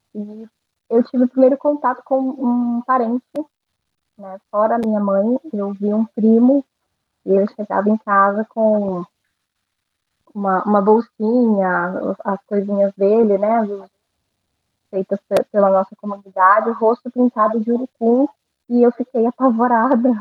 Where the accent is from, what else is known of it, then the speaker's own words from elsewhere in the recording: Porto Velho, Rondônia, Brazil; eu nasci em Porto Velho